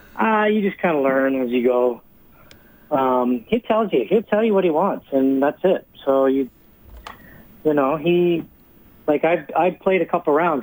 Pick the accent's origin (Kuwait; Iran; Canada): Canada; Sherwood Park, Alberta; moved away as an adult; also born or lived in Moose Jaw, Saskatchewan; now in Florida, United States; I was born in Moose Jaw and uh, moved here. Family moved here when I was about 10 years old, so I grew up at Sher Park